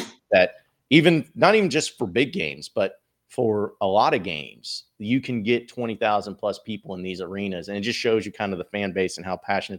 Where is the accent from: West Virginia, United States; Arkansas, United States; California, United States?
Arkansas, United States; Fayetteville; I grew up in Fayetteville, and I've been to Bud Walton since it opened back in the championship year all the time.